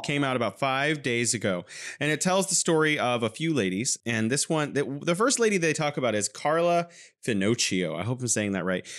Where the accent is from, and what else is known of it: California, United States; now in Wuhan, China